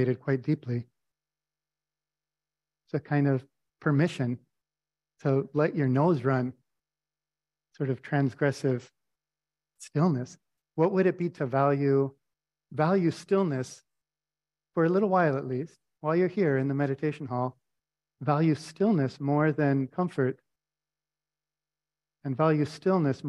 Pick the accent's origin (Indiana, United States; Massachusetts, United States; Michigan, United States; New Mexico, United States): New Mexico, United States; Albuquerque; I grew up in the Albuquerque Friends Meeting